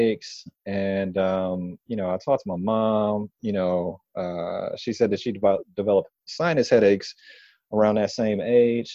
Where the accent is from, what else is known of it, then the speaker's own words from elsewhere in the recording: Detroit, Michigan, United States; moved away as an adult; now in Washington, D.C., United States; I'm originally from Detroit, Michigan.